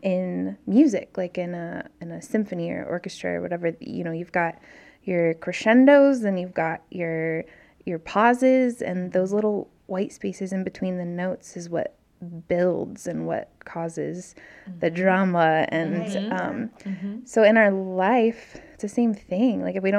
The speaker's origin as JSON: {"language": "English", "region": "Alaska", "country": "United States", "tie": "born or raised there", "also_born_or_lived": "Maryland / Indiana / California / Oregon", "said": "And I grew up in Alaska, and then lived in Maryland and Indiana and California and then Oregon."}